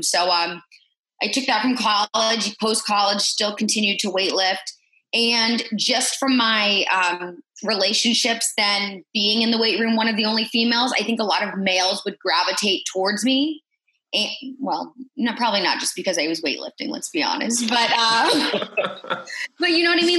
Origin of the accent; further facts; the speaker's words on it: Indianapolis, Indiana, United States; moved away as an adult; also born or lived in Huntington / Kansas City; my hometown of Indianapolis